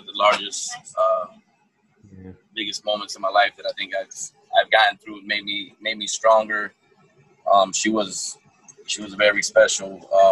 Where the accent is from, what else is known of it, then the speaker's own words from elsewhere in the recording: Allentown, Pennsylvania, United States; now in Fort Myers, United States; I'm originally from Allentown, Pennsylvania. I was born and raised.